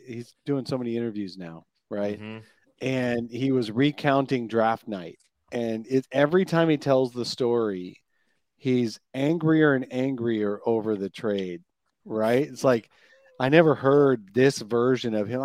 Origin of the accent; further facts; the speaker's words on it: Erie, Pennsylvania, United States; moved away; I grew up in Erie, Pennsylvania.